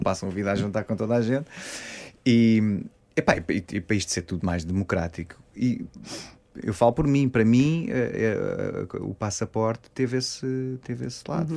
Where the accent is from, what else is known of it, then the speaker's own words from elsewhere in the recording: Queluz, Lisbon, Portugal; Eu sou de Queluz